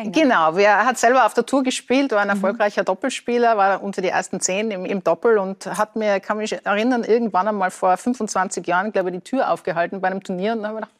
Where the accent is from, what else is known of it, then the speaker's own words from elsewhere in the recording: Tyrol, Austria; accent: Tyrolean; als Tirolerin, mit einem richtigen Tiroler Dialekt